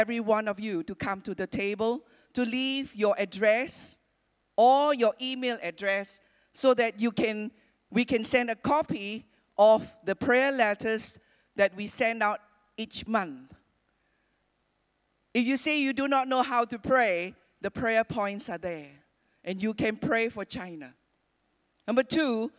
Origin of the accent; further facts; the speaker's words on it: Malaysia; also born or lived in Penang; We are Malaysian, we are Chinese